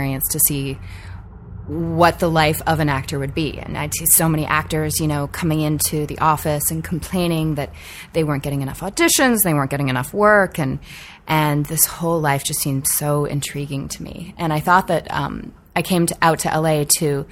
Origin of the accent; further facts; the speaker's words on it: Vancouver, British Columbia, Canada; I grew up in Vancouver, Canada